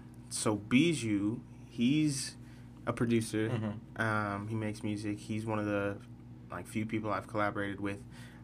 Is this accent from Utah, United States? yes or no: yes; Salt Lake City, Utah, United States; also born or lived in Guam; I'm from Salt Lake.